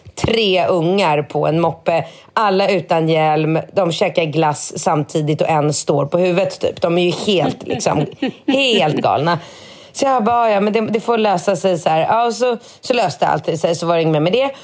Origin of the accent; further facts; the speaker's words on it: Sweden; now in Thailand; Jag kommer från Sverige